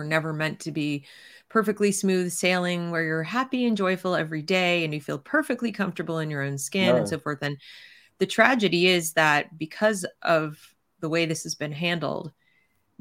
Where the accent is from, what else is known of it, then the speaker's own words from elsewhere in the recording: United States; I'm speaking as an American from an American perspective